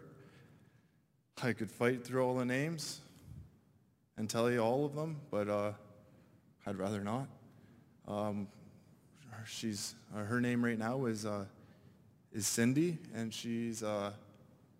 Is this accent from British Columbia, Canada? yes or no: yes; British Columbia, Canada; I'm from British Columbia, a little reserve on a mountain.